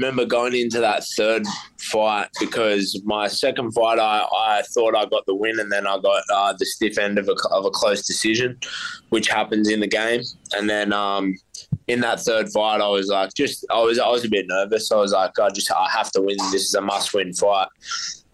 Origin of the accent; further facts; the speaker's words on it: Central Coast, New South Wales, Australia; I've felt nothing but love from my hometown, and I feel like they're all right behind me. The Central Coast has been like so supportive